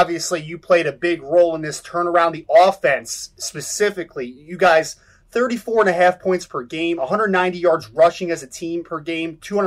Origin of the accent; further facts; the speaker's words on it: New Jersey, United States; I'm from New Jersey